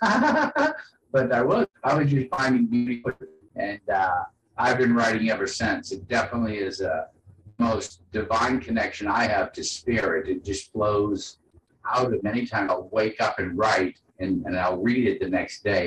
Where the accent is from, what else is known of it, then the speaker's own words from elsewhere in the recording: New Orleans, Louisiana, United States; I grew up in New Orleans, a port city during the 70s